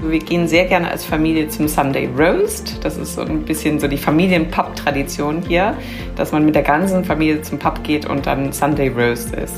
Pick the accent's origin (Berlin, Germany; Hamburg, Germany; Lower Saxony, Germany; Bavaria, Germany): Bavaria, Germany; Bamberg; moved away as an adult; now in London, United Kingdom; Ich bin in Deutschland aufgewachsen und ähm, habe die japanische Küche vor allem über meinen Vater kennengelernt, der ist Japaner und ähm, hat dann eben auch in Bamberg, wo ich aufgewachsen bin